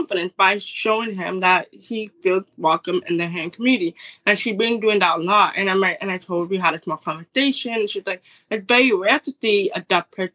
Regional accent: Toronto, Ontario, Canada; I'm from Toronto.

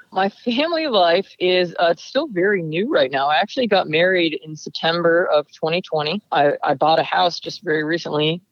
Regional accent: Lake Peekskill, New York, United States; now in Livermore, United States; The name of the town I grew up in is called Lake Peekskill.

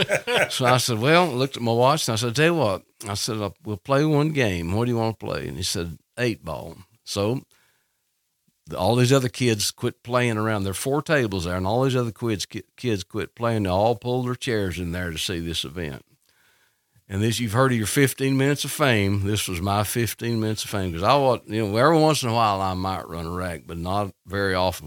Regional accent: Canton, North Carolina, United States; growing up in Canton and, the, and around the Pigeon River and the beauty of, of Haywood County, where I grew up

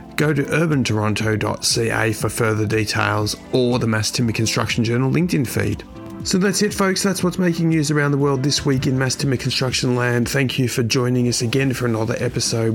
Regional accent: Australia; my home country of Australia

